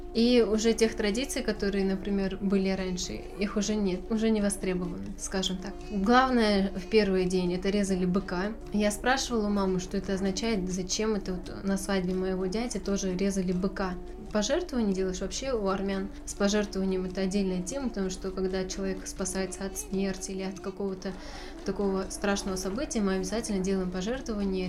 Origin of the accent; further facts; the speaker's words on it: Novosibirsk, Novosibirsk Oblast, Russia; Родилась я в Новосибирске